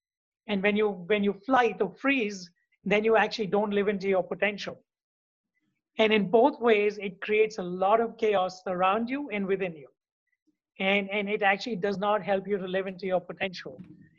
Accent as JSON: {"language": "English", "country": "India", "also_born_or_lived": "Hungary / United States / South Africa / Dubai", "moved": "yes", "lives_now": "New York, United States", "said": "So I'm originally from India. I'm the son of a physicist."}